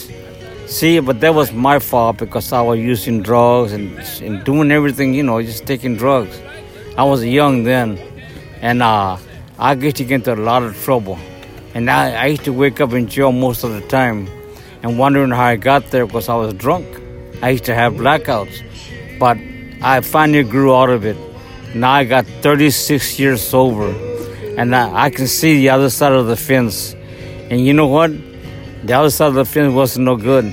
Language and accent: English; Los Angeles, California, United States; also born or lived in New Mexico; I came out here from New Mexico when I was young, in 1955, and I was raised on a beach